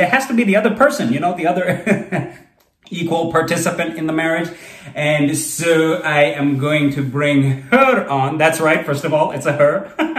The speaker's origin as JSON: {"language": "English", "country": "Kuwait", "tie": "born or raised there", "said": "I grew up outside of India. I was not in India. And where I grew up, there was a lot of racism, being one of the only brown boys around. In Kuwait, it was interesting because I went to this very multicultural school"}